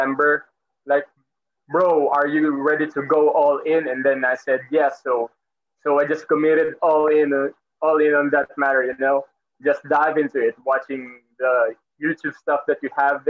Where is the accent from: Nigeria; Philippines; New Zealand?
Philippines; Currently, I'm from the Philippines